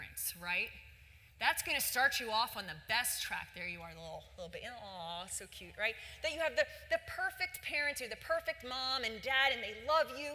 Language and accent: English; Philadelphia, Pennsylvania, United States; I grew up in Philadelphia